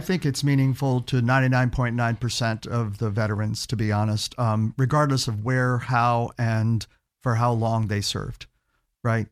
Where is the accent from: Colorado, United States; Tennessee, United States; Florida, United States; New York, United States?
Florida, United States; Key West; also born or lived in Gainesville; now in Orlando, United States; I grew up in Key West